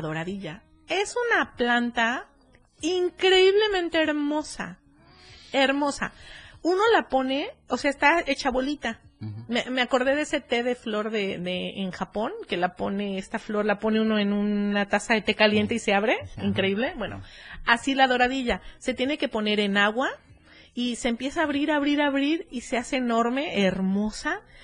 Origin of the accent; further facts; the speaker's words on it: Cuernavaca, Morelos, Mexico; now in Berriozábal, Mexico; yo soy de Cuernavaca